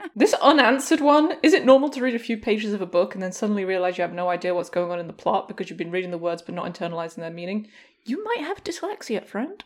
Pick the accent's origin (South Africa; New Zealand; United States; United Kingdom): United Kingdom; York, Yorkshire and the Humber; a chocolate bar made in my hometown called a Yorkie.